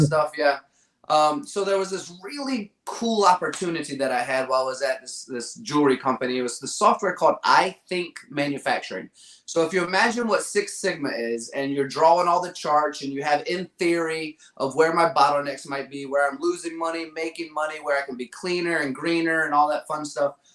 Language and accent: English; Virginia, United States; Growing up in Virginia, uh, I had the Richmond Kickers, we had DC United